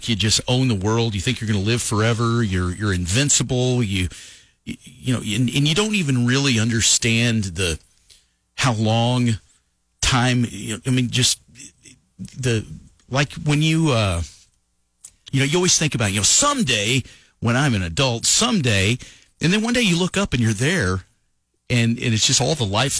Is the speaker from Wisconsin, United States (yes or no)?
no; Lovington, New Mexico, United States; people that I went to school with that I'd known, you know, growing up in Lovington